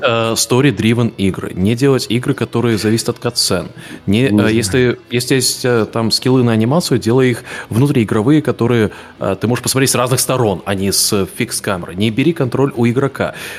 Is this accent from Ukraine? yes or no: no; Latvia; also born or lived in Lithuania; я, понятно, привязан к Латвии, потому что я там вырос, но я в Литве жил тоже год